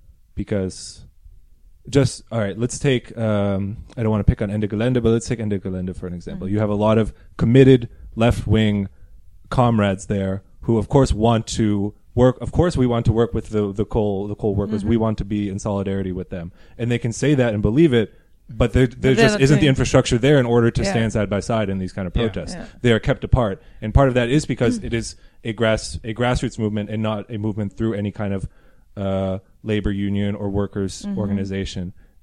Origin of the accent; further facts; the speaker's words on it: United States; moved away as an adult; now in Berlin, Germany; as an American coming to Europe... like living here